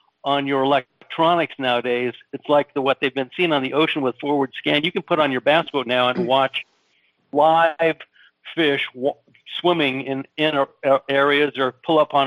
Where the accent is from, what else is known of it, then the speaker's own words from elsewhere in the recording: Los Angeles, California, United States; his brother went to Van Nuys High with me